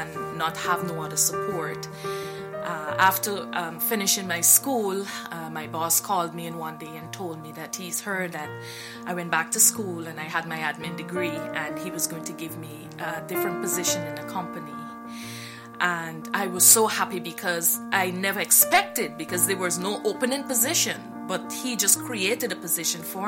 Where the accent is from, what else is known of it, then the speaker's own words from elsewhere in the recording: Guyana; moved away; I am from Guyana, South America. I was raised in the church for many years.